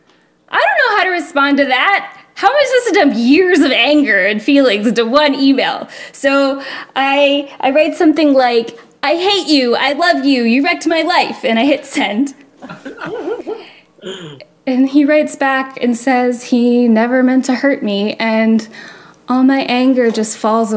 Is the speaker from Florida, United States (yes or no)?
yes; Florida, United States; I'm from Florida